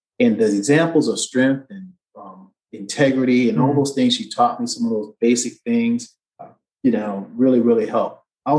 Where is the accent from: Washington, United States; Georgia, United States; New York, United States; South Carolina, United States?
South Carolina, United States; Columbia; So I was born in Columbia, South Carolina, and that's in the South, obviously, you're in the UK. And I was born in 1963.